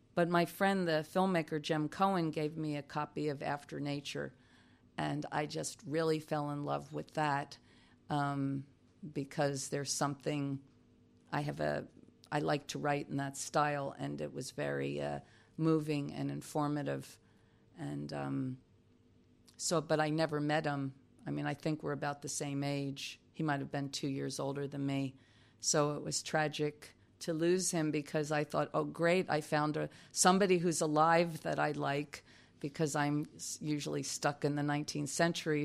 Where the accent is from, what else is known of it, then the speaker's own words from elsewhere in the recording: New Jersey, United States; moved away as an adult; also born or lived in New York; I was raised in South Jersey next to a pig farm.